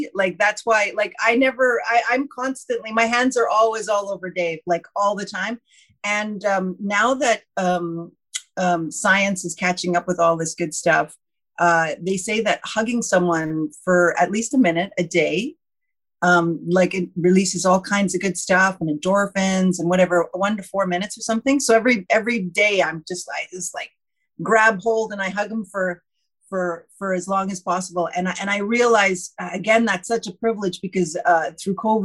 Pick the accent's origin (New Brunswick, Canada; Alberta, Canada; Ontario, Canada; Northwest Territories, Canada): Northwest Territories, Canada; Fort Smith; I grew up in Southern Northwest Territories in Fort Smith area